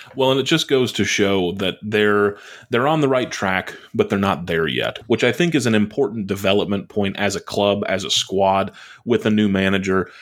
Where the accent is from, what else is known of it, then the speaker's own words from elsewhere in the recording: United States; as an American